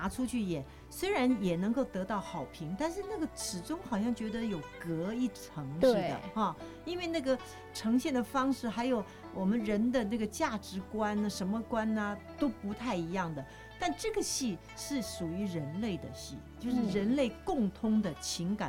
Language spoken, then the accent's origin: Chinese; China; 就你能够让外国人看到我们东方人或者我们中国人的一个脑海，中华民族我们的。